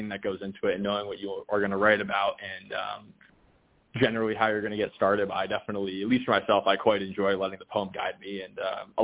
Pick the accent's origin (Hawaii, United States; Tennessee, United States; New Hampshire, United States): New Hampshire, United States; also born or lived in Connecticut; now in New York, United States; myself growing up in New Hampshire in that area